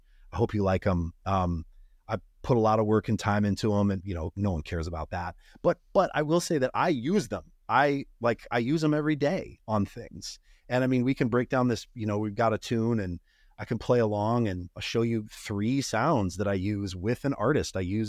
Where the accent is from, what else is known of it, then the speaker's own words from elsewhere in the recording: Montana, United States; I grew up in Northwestern Montana, parents listening to country music.